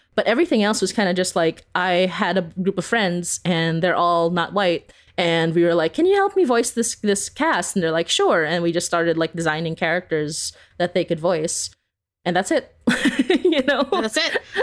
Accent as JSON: {"language": "English", "country": "Philippines", "tie": "born or raised there", "moved": "yes", "lives_now": "Canada", "said": "growing up in the Philippines"}